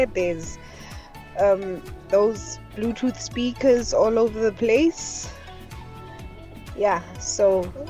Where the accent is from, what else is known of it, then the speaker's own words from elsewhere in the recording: Cape Town, Western Cape, South Africa; also born or lived in Mfuleni; I'm from Cape Town and currently in Mfuleni. No, people will obviously think it's Khayelitsha, but I'm in Mfuleni.